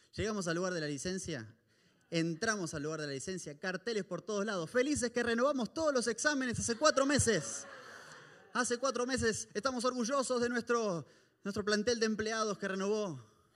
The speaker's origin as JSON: {"language": "Spanish", "country": "Argentina", "moved": "yes"}